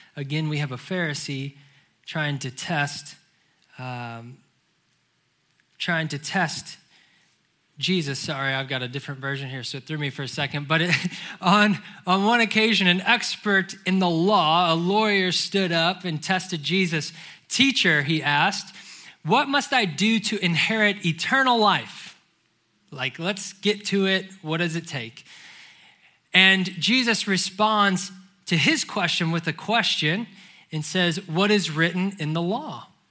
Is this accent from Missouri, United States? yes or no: yes; St. Louis, Missouri, United States; moved away as an adult; now in Charlotte, United States; I have been born and raised in St. Louis